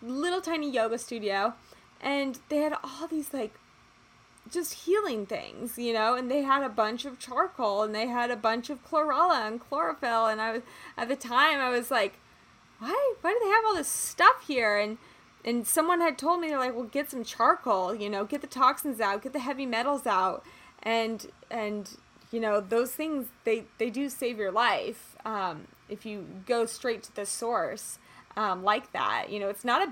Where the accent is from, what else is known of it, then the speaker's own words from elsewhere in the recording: United States; us growing up in America